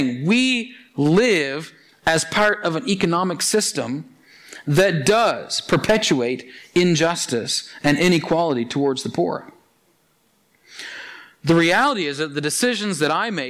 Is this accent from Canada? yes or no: yes; Annapolis Valley, Nova Scotia, Canada; I grew up in the Annapolis Valley, and of course, being a good valley boy, I worked picking apples for 10 years